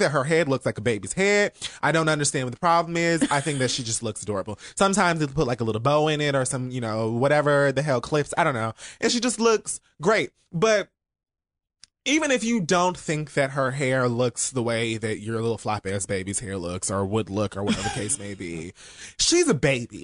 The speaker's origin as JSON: {"language": "English", "town": "Miami", "region": "Florida", "country": "United States", "said": "I'm from Miami"}